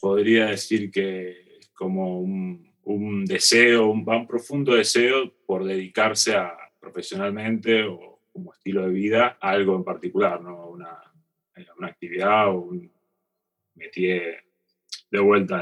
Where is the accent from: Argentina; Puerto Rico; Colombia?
Argentina; moved away as an adult; also born or lived in North America; irme de, Argentina, ¿no? Eh, el dejar la comodidad de estar en mi país, en mi familia, mis amigos